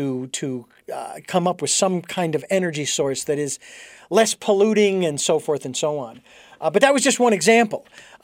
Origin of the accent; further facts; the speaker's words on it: Phoenix, Arizona, United States; I was born and raised in Phoenix.